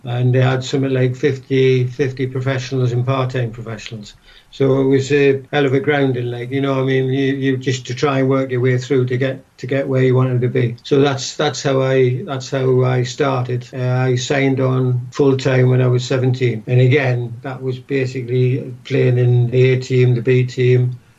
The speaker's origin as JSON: {"language": "English", "town": "Newcastle", "region": "North East England", "country": "United Kingdom", "tie": "born or raised there", "said": "Same as anywhere else, I suppose. We lived in a council house."}